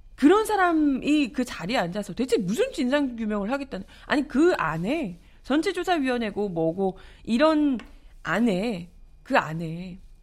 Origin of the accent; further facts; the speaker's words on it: Busan, South Korea; now in Seoul, South Korea; 저는 이제 부산에서 어린 시절을 보냈기 때문에